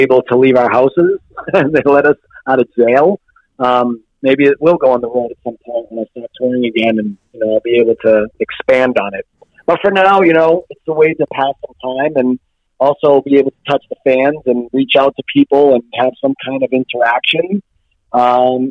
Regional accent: Lawrence, Massachusetts, United States; moved away as an adult; now in New Hampshire, United States; in Lawrence, Massachusetts, where I grew up

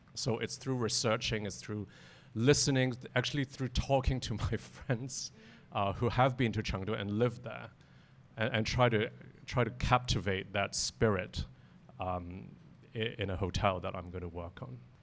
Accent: Hong Kong; I was born in Hong Kong too

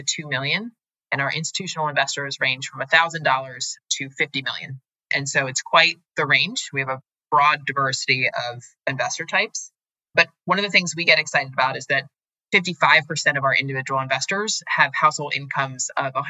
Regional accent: United States; which was more of a value system I grew up in America

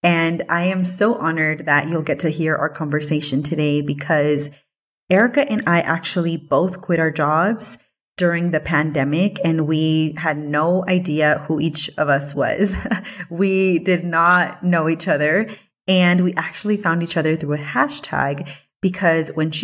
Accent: Watsonville, California, United States; I am originally from Watsonville, California.

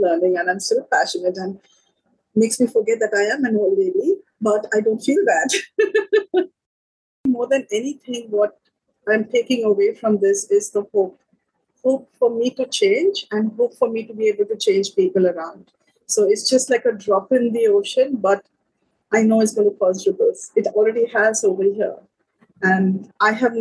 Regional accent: India; moved away as an adult; now in Sri Lanka; I'm from India

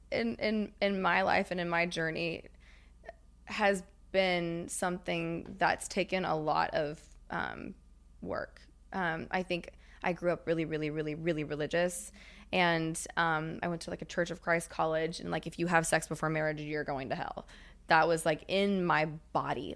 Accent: Knoxville, Tennessee, United States; I'm from Knoxville

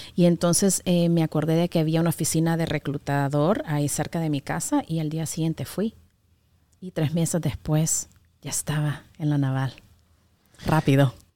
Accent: New York, United States; also born or lived in Tegucigalpa, Honduras; now in Chattanooga, United States; creciendo en Nueva York, con todas las comodidades

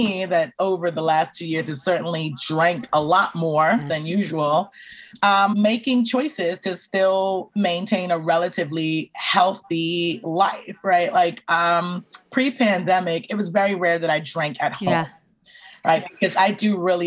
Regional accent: Belize; I'm originally from Belize. Like, I'm from a very, very large diaspora Caribbean family

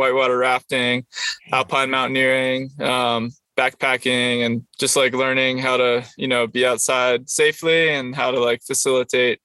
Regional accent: Rhode Island, United States; moved away as an adult; also born or lived in Prescott, Arizona; now in California, United States; I was born in Rhode Island, and that's where I grew up

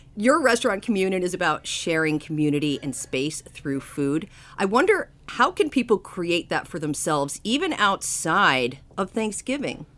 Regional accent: East Coast, United States; moved away; I grew up on the East Coast

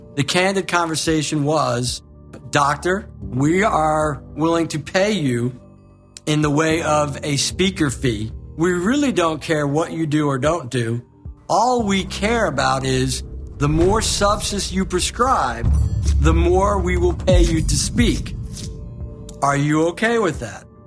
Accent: Long Island, New York, United States; moved away; also born or lived in Florida; we grew up in Long Island, New York, and my dad came to us and said, We're out of money. We gotta go. We gotta move to Florida

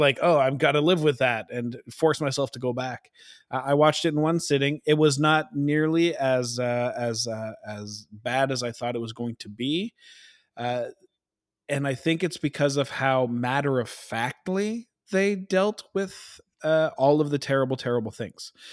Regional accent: Canada; we're so Canadian

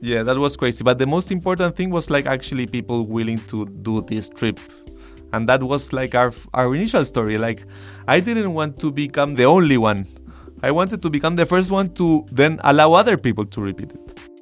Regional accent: Santiago, Santiago Metropolitan Region, Chile; I I grew up in Santiago, Chile

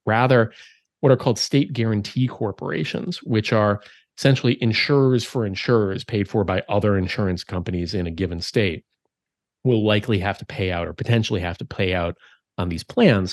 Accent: Minnesota, United States; moved away; my home state of Minnesota

